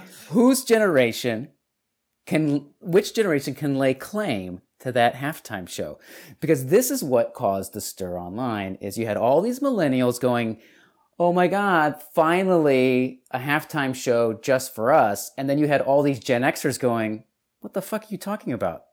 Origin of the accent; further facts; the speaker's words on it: Detroit, Michigan, United States; moved away; also born or lived in Texas; I was from Detroit.